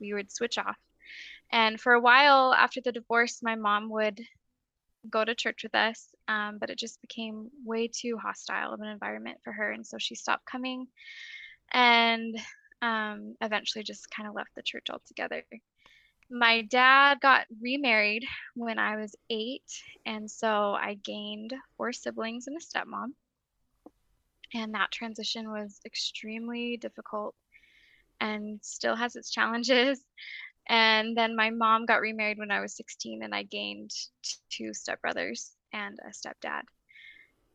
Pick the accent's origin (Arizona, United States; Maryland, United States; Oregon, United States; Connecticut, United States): Arizona, United States; Oro Valley; moved away as an adult; now in Roy, United States; I grew up in Oro Valley, Arizona. I currently live in Roy, Utah